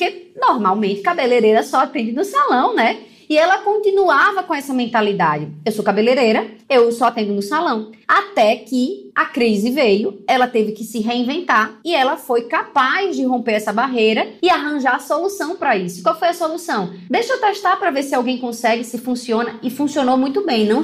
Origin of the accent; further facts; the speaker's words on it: Maceió, Alagoas, Brazil; moved away; minha cidade natal, Maceió